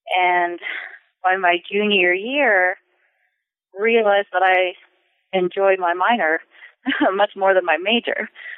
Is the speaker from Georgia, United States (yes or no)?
no; California, United States; And from growing up in California and working at the King Papers at Stanford, I started to question the very dominant Southern narrative of the civil rights movement.